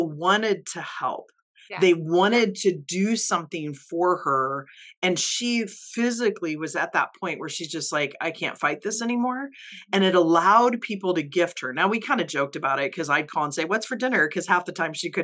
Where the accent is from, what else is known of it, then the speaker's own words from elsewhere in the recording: Midwest, United States; also born or lived in Kansas City; I grew up in the Midwest too, and lived in Kansas City for years.